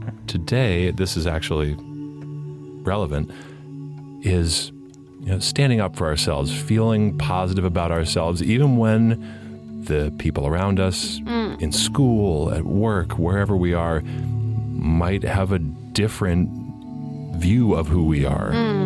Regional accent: Massachusetts, United States; From Massachusetts.

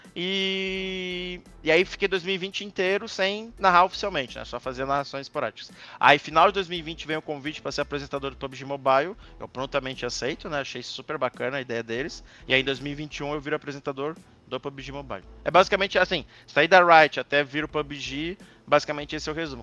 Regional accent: Santa Catarina, Brazil; also born or lived in Rio Grande do Sul; Eu nasci no Rio Grande do Sul, mas eu sempre morei em Santa Catarina, então me considero né, praticamente catarinense do que gaúcho

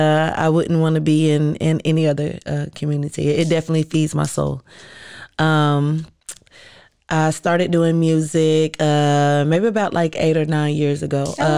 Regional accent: Waco, Texas, United States; born there; I am a Waco native. Mm-hmm. I was born in Waco, not raised, but I was born in Waco. I am a military brat, so I moved around a lot.

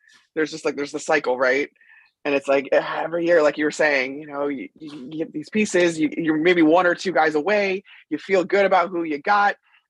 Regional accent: Chicago, Illinois, United States; I grew up in Chicago.

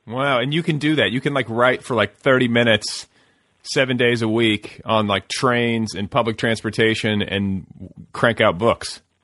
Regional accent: Wisconsin, United States; now in Los Angeles, United States; the team that I cheered for when I was a kid growing up in Wisconsin

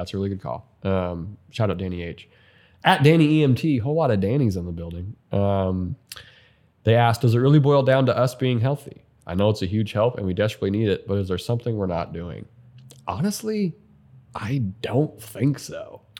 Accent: Montana, United States; I grew up in Montana.

